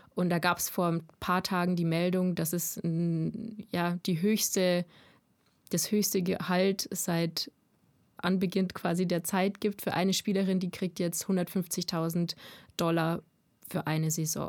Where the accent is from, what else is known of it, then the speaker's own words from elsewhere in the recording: Landshut, Bavaria, Germany; also born or lived in Munich, Germany; ich bin 23 Jahre alt, komme aus Landshut